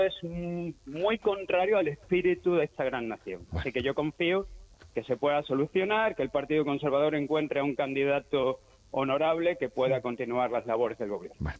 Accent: Cádiz, Andalusia, Spain; now in United Kingdom; soy de Cádiz

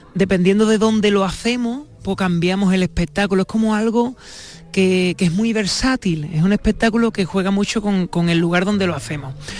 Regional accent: San Fernando, Andalusia, Spain; yo soy de San Fernando

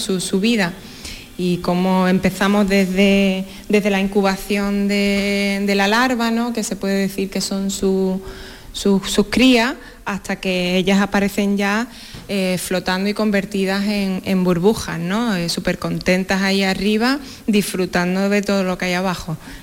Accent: Torrecampo, Andalusia, Spain; me he traído mi pueblo, Torrecampo

